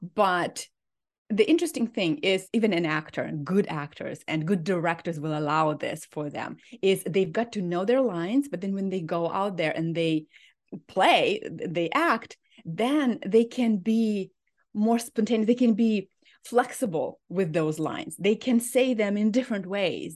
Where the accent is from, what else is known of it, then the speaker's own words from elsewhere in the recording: Ukraine; moved away as an adult; now in Minnesota, United States; I am from Ukraine, and I came two weeks before the war started